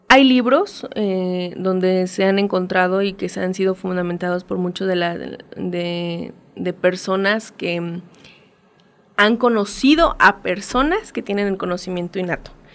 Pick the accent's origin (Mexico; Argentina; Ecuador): Mexico; como mexicanos, eh, como latinoamericanos